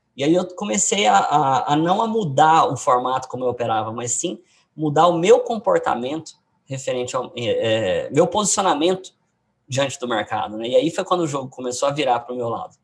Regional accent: Goiânia, Goiás, Brazil; Eu sou de Goiânia

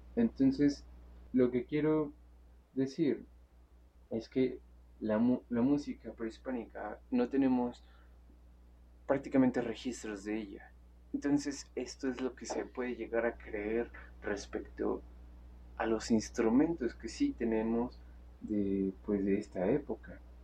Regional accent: Mexico

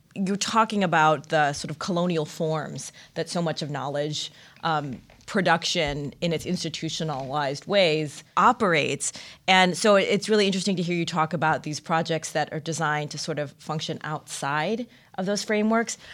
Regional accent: Michigan, United States; Growing up in Michigan, you would just crossover into Canada.

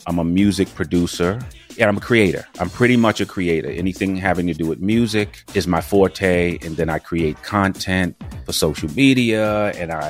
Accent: New York City, New York, United States; Growing up in Harlem

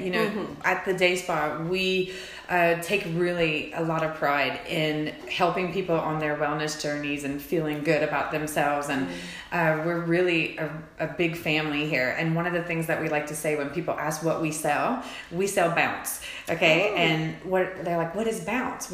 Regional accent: Cecilia / Henderson area, Atchafalaya Basin, South Louisiana, United States; moved away as an adult; now in Fayetteville, United States; I am actually a Cajun girl, so I grew up in a small town right off of the Atchafalaya Basin in the Cecilia Henderson area

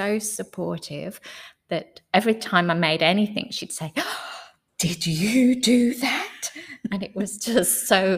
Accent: England, United Kingdom; moved away as an adult; also born or lived in Noosa, Australia / Mary Valley, Australia; now in Australia; I came from England originally. I was coming out as a backpacker and met my husband nearly straight away

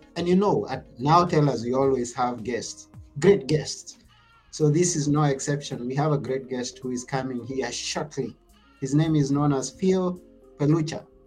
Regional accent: Kenya; from where I come from, I come from Kenya

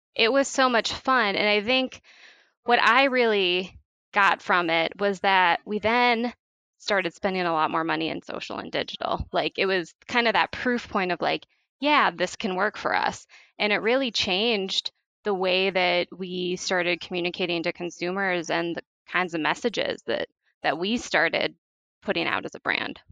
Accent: St. Paul, Minnesota, United States; moved away as an adult; also born or lived in Chicago, Illinois; now in Wisconsin, United States; I grew up in St. Paul, Minnesota

